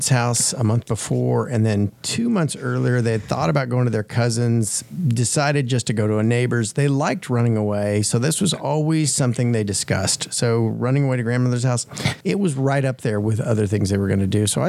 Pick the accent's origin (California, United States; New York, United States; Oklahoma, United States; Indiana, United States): Oklahoma, United States; I grew up in Oklahoma